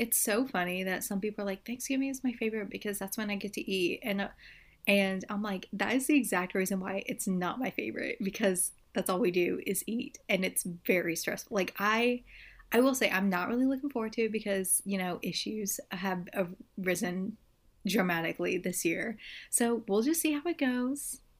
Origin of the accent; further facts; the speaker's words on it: United States; I'm American.